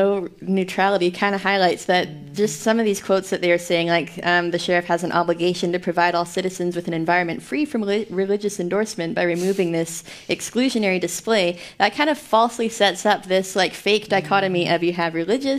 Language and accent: English; Canada; as a Canadian.